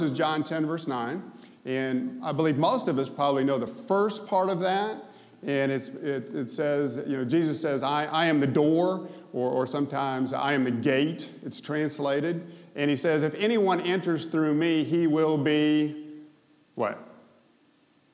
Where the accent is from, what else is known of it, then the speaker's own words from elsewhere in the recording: Memphis, Tennessee, United States; I'm from Memphis